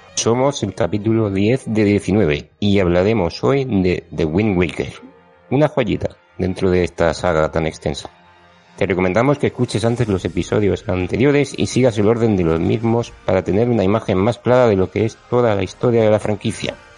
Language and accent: Spanish; Region of Murcia, Spain; moved away; Esta vez toca grabar desde mi tierra de nuevo, en Murcia